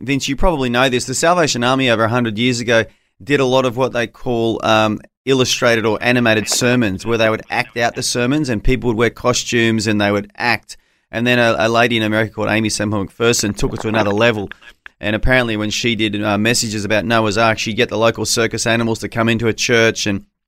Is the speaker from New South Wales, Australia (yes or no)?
yes; Gunnedah, New South Wales, Australia; I was born near Gunnedah.